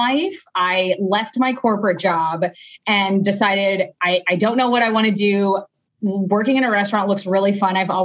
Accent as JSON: {"language": "English", "region": "South Florida", "country": "United States", "tie": "born or raised there", "moved": "as an adult", "lives_now": "Phoenix, United States", "said": "I just moved to Phoenix in October. I'm originally from Florida, South Florida"}